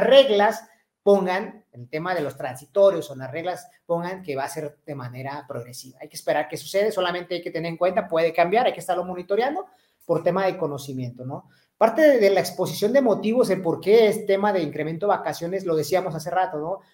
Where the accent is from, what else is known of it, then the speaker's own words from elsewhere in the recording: Mexico; nosotros, los mexicanos